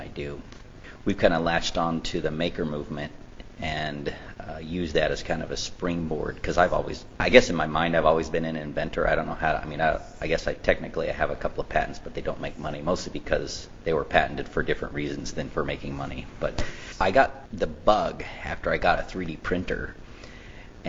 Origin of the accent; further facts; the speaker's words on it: Western North Carolina, United States; moved away; also born or lived in Thousand Oaks, California; I grew up in Western Carolina, and we go back to see my parents in the summer.